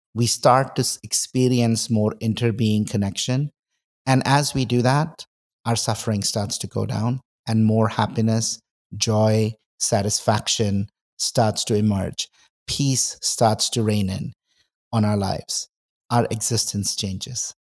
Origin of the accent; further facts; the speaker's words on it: India; moved away; I grew up in India, but I was not very spiritual